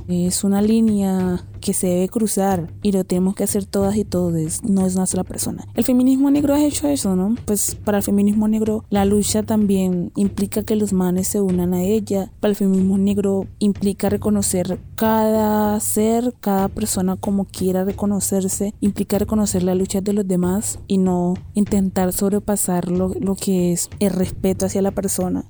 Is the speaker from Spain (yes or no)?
no; Nuquí, Chocó, Colombia; now in Bogotá, Colombia; soy de Nukichuko